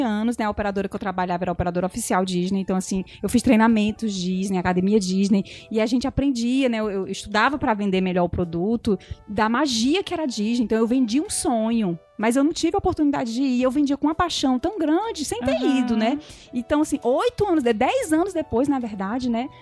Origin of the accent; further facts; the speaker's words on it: Brazil; nós brasileiros somos realmente diferentes